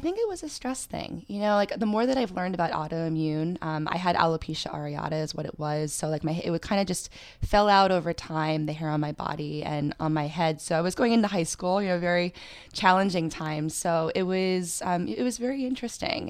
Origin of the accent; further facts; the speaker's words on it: Pennsylvania, United States; now in New York City, United States; I'm originally from Pennsylvania